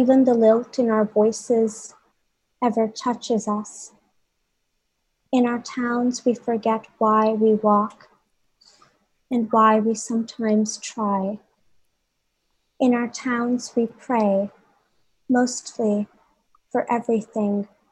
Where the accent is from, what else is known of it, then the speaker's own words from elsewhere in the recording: Bhopal, Madhya Pradesh, India; moved away as an adult; also born or lived in New York; growing up in Bhopal and what it meant to grow up in a small town like Bhopal